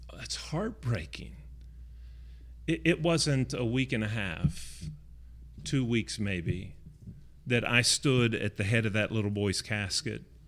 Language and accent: English; Chester, West Virginia, United States; I grew up in Chester, West Virginia, which is just north of Pittsburgh, uh, about twenty-five miles